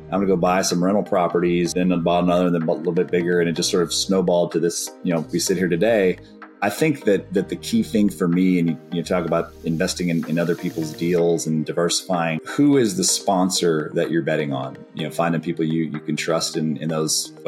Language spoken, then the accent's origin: English; Austin, Texas, United States; I've born and raised in Austin